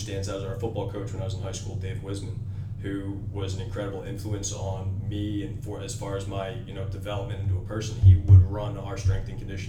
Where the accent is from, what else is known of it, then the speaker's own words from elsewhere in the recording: Philadelphia, Pennsylvania, United States; I grew up around the Philadelphia area, played ice hockey.